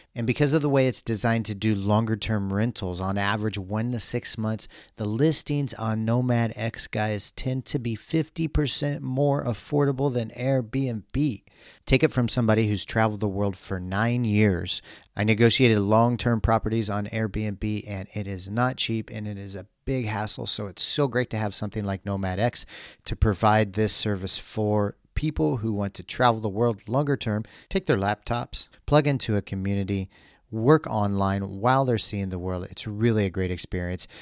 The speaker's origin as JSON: {"language": "English", "region": "Missouri", "country": "United States", "tie": "born or raised there", "said": "I grew up in Missouri"}